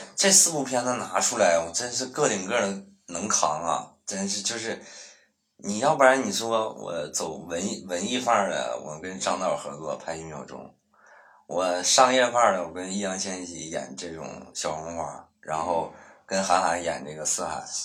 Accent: Northeast China, China; 我们在东北长大的孩子

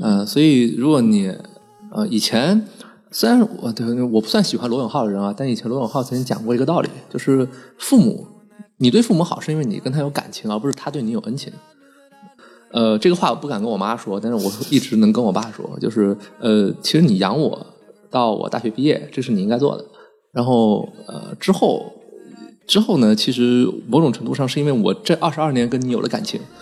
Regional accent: Liuzhou, Guangxi, China; moved away; 就是我是柳州人

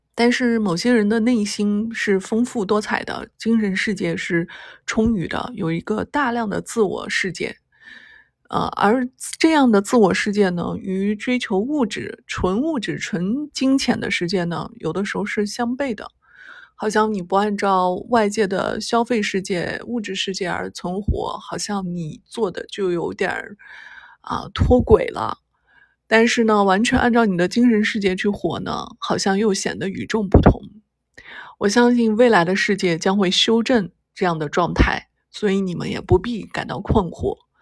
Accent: China; 我们中国人

